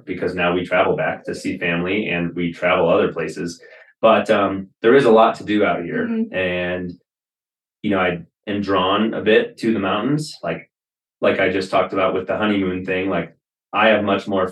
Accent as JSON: {"language": "English", "region": "Wisconsin", "country": "United States", "tie": "born or raised there", "moved": "as an adult", "said": "I spent the majority of my life until I was 25 years old in Wisconsin"}